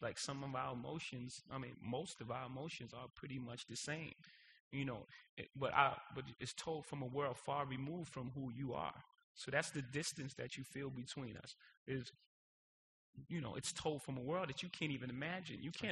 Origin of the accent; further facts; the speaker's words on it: New York City, New York, United States; I was born in Marcy Projects